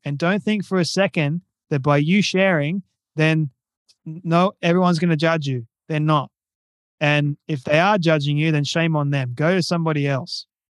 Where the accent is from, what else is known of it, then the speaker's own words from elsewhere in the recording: Australia; I'm Australian and I'm twenty-five years old at the moment.